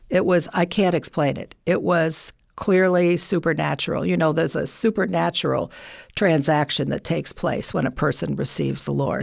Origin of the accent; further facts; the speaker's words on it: Burlington, Vermont, United States; moved away; I'm from Vermont, Burlington, Vermont